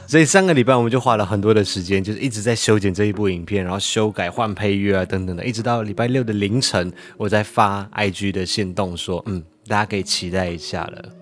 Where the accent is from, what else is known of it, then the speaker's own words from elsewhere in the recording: Malaysia; now in Taiwan; 我身为一个马来西亚人